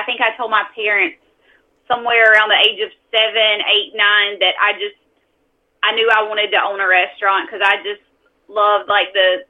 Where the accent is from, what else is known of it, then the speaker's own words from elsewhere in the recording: Millen, Georgia, United States; a catering company in Millen, my hometown